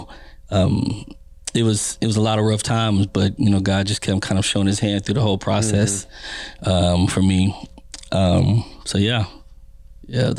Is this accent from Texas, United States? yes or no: yes; Austin, Texas, United States; now in Kansas City, United States; Born and raised East Austin, Texas